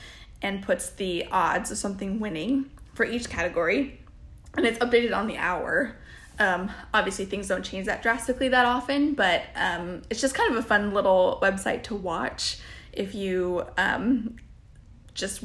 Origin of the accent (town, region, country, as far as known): Dayton, Ohio, United States; born or raised there; moved away